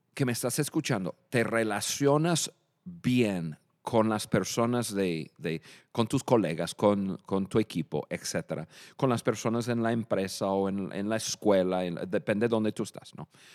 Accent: Michigan, United States; Spanish is a second language; moved away as an adult; also born or lived in Dallas, Texas; now in Mexico; yo nací en Michigan, yo soy del norte

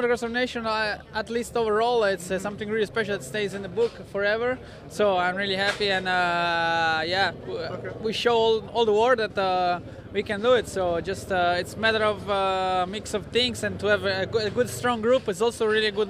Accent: Italy; English is a second language; I'm coming from Italy, where it's hard pack

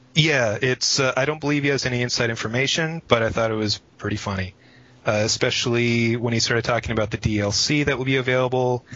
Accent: Minneapolis, Minnesota, United States; I was born and raised either in Minneapolis, or if you want to get all technical about it, a suburb of Minneapolis

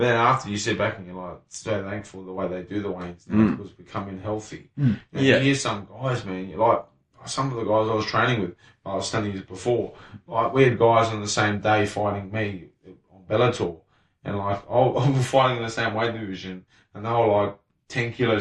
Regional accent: Salisbury, South Australia, Australia; I'm a kid from Salisbury

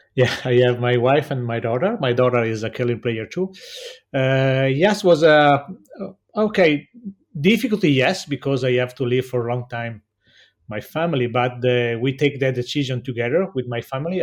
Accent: Cortina d'Ampezzo, Veneto, Italy; English is a second language; I come from Cortina d'Ampezzo

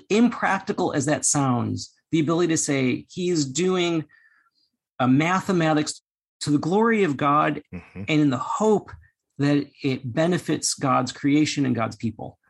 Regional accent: United States; I'm Chinese American

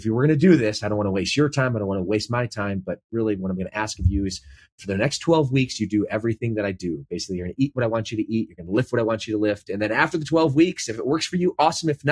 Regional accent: Midwest, United States; moved away as an adult; now in Southern California, United States; I'm originally from the Midwest.

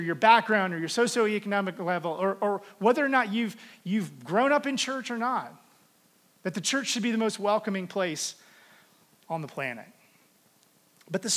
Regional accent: the South, United States; now in Denver, United States; I would have told you I was a Christian because I was from the South and everybody was a Christian.

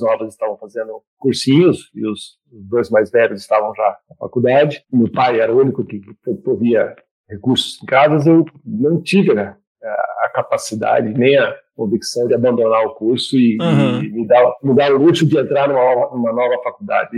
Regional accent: Ribeirão Preto, São Paulo, Brazil; also born or lived in Cambridge, England; Eu sou do Ribeirão Preto, interior do estado de São Paulo

